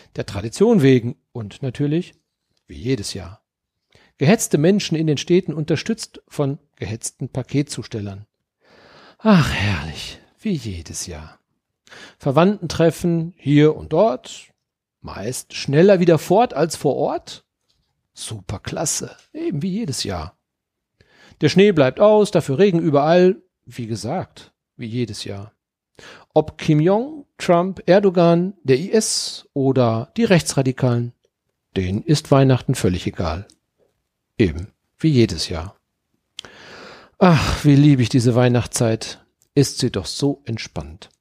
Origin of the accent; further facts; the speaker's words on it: Dortmund, North Rhine-Westphalia, Germany; now in Mönchengladbach, Germany; geboren in Dortmund, leben in Mönchengladbach quasi